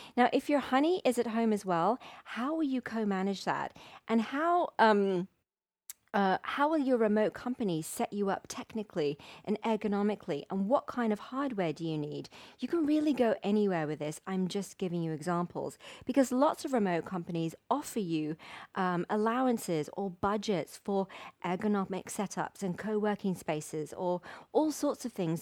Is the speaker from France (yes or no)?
no; Wimbledon, London, United Kingdom; my hometown of Wimbledon